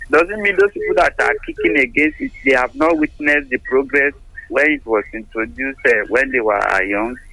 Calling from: Lambeth, London, United Kingdom; I'm calling from Lambeth.

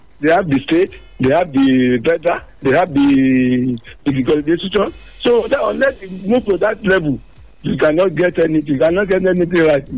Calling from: Nigeria; I'm calling from Rekakari.

